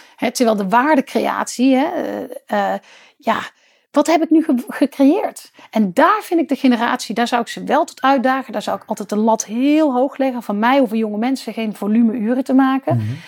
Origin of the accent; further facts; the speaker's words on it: Netherlands; als Nederlanders op dat kleine stukje land